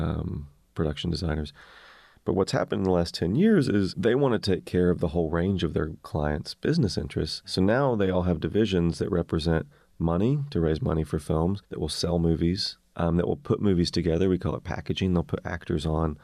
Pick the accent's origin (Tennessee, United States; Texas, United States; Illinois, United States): Tennessee, United States; Maryville; moved away as an adult; also born or lived in Memphis, Tennessee; growing up in East Tennessee